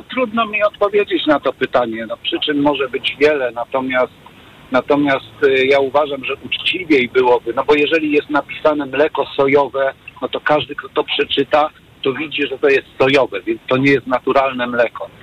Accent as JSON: {"language": "Polish", "town": "Poznań", "region": "Greater Poland", "country": "Poland", "said": "Ja jestem z Poznania"}